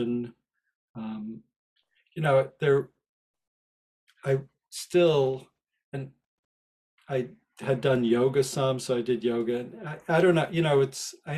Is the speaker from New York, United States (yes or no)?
yes; Rye Brook, New York, United States; moved away as an adult; also born or lived in Longmont, Colorado; my next door neighbor growing up in Westchester